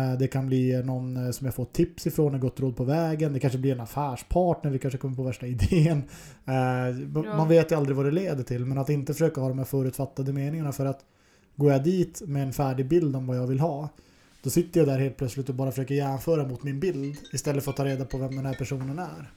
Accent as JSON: {"language": "Swedish", "region": "Norrland", "country": "Sweden", "moved": "yes", "lives_now": "Stockholm, Sweden", "said": "den norrlänning jag är"}